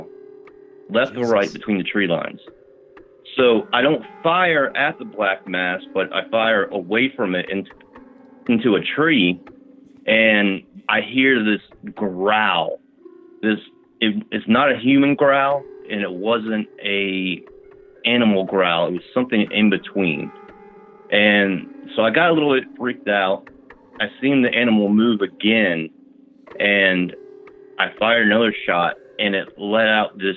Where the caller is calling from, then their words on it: Virginia, United States; I'm calling from Virginia